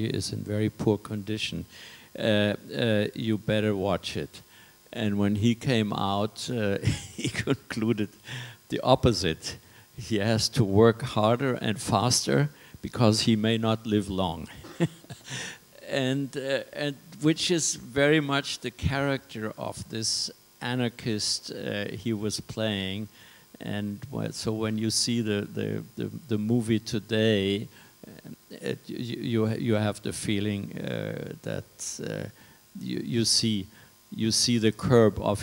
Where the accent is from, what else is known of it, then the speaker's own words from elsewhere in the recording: France; moved away; also born or lived in Paris / Germany; growing up in France